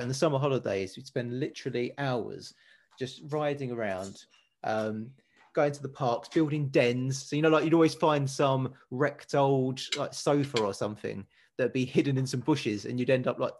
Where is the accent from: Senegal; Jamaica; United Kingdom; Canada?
United Kingdom; Dagenham, London; Growing up, I always thought growing up in Dagenham wasn't that great